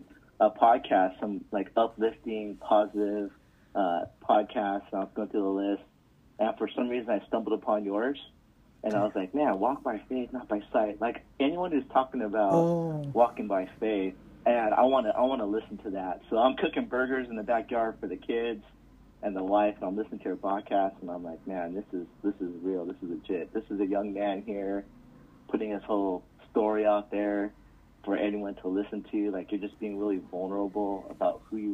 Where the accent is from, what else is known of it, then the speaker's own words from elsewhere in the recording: Southern California, United States; I grew up in SoCal